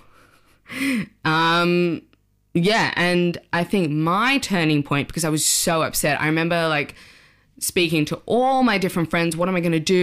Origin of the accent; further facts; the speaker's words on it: Sydney, New South Wales, Australia; moved away as an adult; now in London, United Kingdom; I'm from Sydney, Australia. Uh, I moved to London when I was twenty-five.